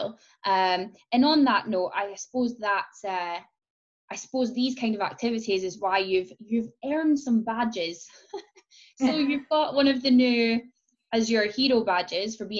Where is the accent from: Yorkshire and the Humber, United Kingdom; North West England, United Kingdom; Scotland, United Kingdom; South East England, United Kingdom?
Scotland, United Kingdom; that's me being Scottish